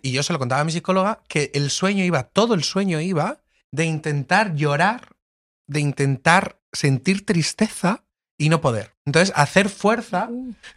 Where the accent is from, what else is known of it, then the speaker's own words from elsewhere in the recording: Lorca, Region of Murcia, Spain; moved away as an adult; now in Madrid, Spain; yo soy de Lorca, que estuvo el terremoto hace unos años